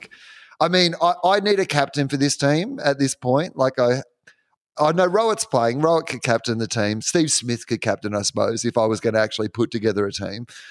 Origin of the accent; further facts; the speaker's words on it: Australia; I'm an Australian also